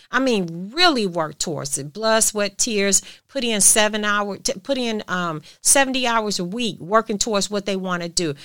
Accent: United States; I'm American

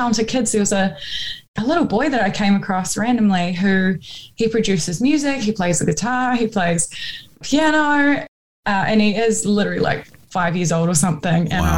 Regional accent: Hawke's Bay, New Zealand; also born or lived in Christchurch, New Zealand; coming from New Zealand where we didn't really have access to, like, all the music that's out there, and we didn't have the internet

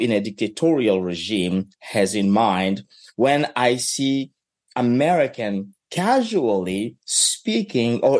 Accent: DR Congo; moved away as an adult; now in Kentucky, United States; somebody who was growing up in the Congo

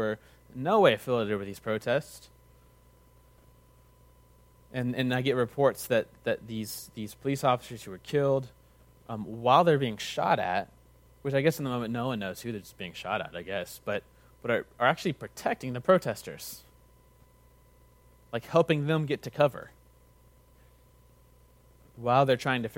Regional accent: United States; also born or lived in Texas; an American in Texas

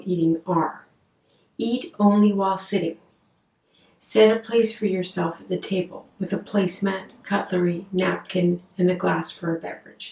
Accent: Canada; I'm a Canadian psychotherapist

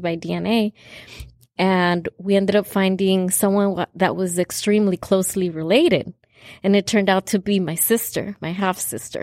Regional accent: California, United States; I was born in California

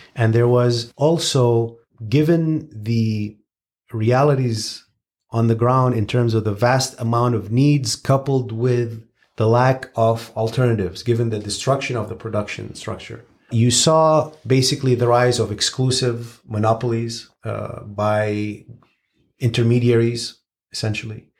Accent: Syria; someone who was born and raised in Syria

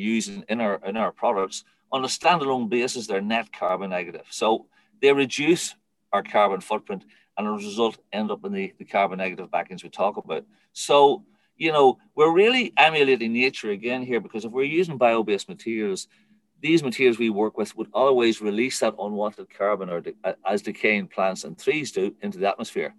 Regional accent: Ireland; being Irish

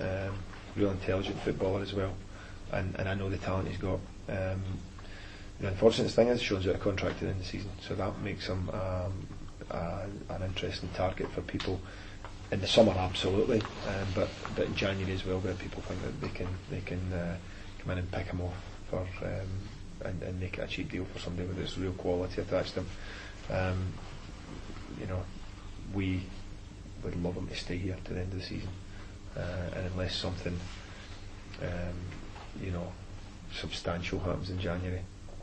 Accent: Scotland, United Kingdom; moved away; I'm Scottish.

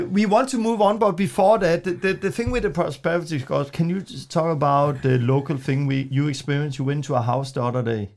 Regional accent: Denmark; English is a second language; moved away; I'm from Denmark. I'm still learning English

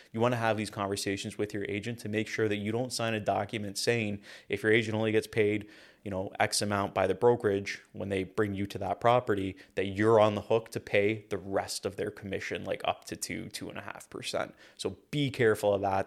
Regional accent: Hamilton, Ontario, Canada; I'm from Hamilton, Ontario

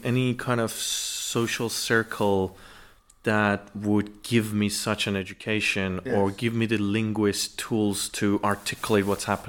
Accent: Tehran, Tehran Province, Iran; moved away as an adult; now in United Kingdom; I was born and raised in Tehran, the capital.

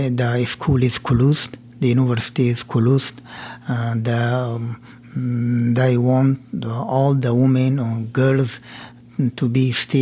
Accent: Afghanistan; English is a second language; moved away as an adult; now in United States; I'm from Afghanistan. I worked as a pharmacist in a hospital, district hospital

